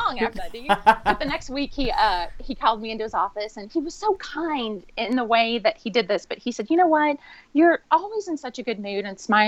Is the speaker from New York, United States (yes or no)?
no; Texas, United States; also born or lived in Atlanta, Georgia; I was born in Atlanta, Georgia, and I got to Texas as fast as I could. So I was about 8 years old when my parents moved.